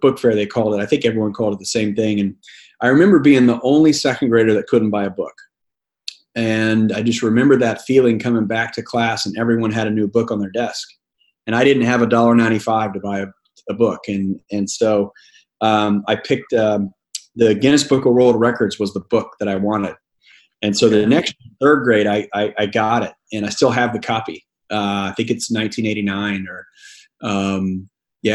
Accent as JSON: {"language": "English", "town": "Glenpool", "region": "Oklahoma", "country": "United States", "tie": "born or raised there", "also_born_or_lived": "Tulsa, Oklahoma / Mississippi / Purdue", "moved": "as an adult", "said": "I was born in Tulsa, Oklahoma. Grew up in a little rural town called Glenpool"}